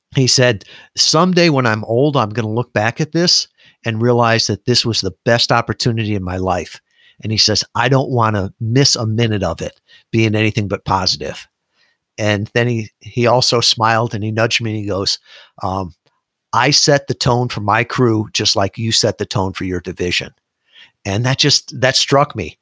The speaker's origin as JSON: {"language": "English", "region": "Midwest", "country": "United States", "tie": "born or raised there", "moved": "as an adult", "said": "I was born in the Midwest. I'd never really been more than a hundred miles from my home."}